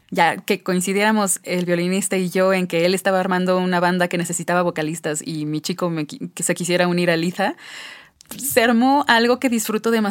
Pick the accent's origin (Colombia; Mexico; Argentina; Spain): Mexico; somos mexicanos tocando folk irlandés.